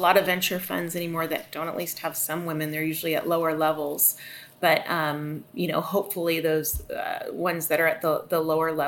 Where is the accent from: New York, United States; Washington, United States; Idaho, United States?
Washington, United States; Seattle; I'm from Seattle. I'm sitting here right outside of Seattle now